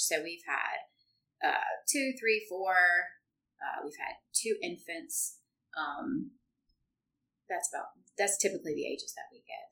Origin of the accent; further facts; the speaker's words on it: central Louisiana, United States; now in Baton Rouge, United States; from central Louisiana, which is, you know, just 20, 30 minutes from here uh, grew up there